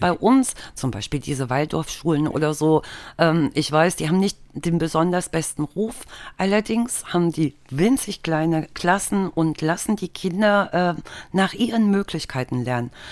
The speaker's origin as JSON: {"language": "German", "region": "East Germany", "country": "Germany", "tie": "born or raised there", "said": "ich bin im Osten aufgewachsen und da war das Schulsystem natürlich schon mal komplett anders"}